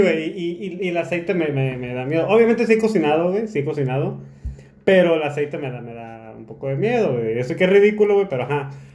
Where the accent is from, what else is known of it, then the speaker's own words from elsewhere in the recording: Tijuana, Baja California, Mexico; moved away as an adult; now in Zacatecas, Mexico; Yo soy de Tijuana, yo soy de aquí de Tijuana, nací en Tijuana y toda mi vida he vivido aquí en Tijuana